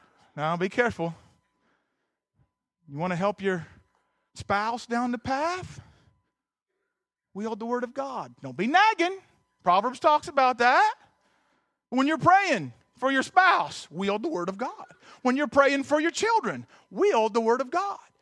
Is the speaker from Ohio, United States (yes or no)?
yes; Southern Ohio, United States; I'm from Southern Ohio